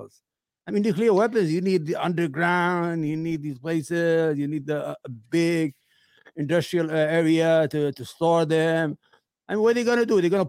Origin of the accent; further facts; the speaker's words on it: Yemen; also born or lived in Iraq; now in United States; I'm from Yemen